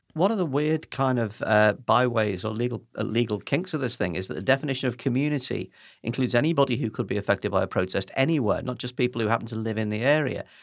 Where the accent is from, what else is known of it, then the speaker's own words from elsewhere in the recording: United Kingdom; as British people